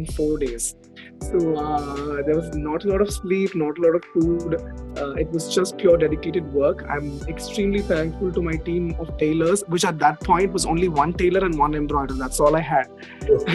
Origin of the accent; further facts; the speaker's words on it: Chennai, Tamil Nadu, India; I was born and raised in Chennai